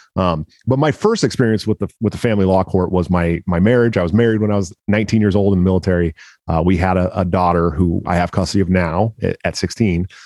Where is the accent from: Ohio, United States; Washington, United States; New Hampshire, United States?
Washington, United States; that's my home state